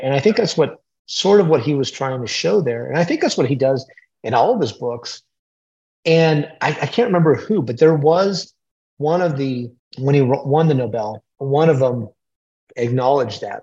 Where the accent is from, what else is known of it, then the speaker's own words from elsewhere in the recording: United States; I was raised on the Mexican U.S. border